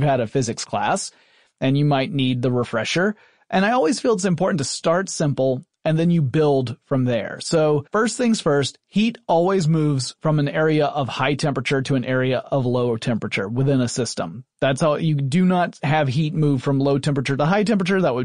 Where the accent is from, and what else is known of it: Atlanta, Georgia, United States; born or raised there